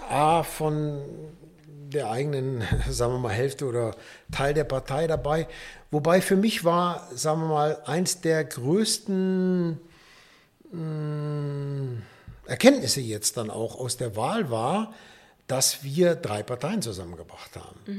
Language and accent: German; Rhineland, Germany; Da bin ich Rheinländer.